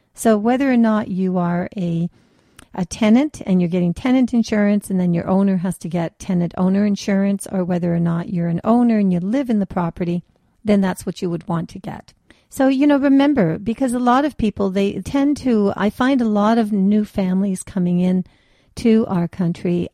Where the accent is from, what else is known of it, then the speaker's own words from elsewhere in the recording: Canada; also born or lived in German ancestry; Canada is very well known for our multiculturalism